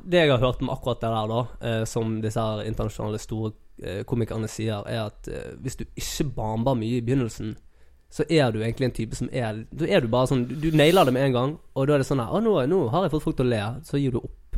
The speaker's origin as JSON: {"language": "Norwegian", "area": "Sotra", "region": "Vestland", "country": "Norway", "tie": "born or raised there", "also_born_or_lived": "Fyllingsdalen", "said": "jeg vokste opp på Sotra"}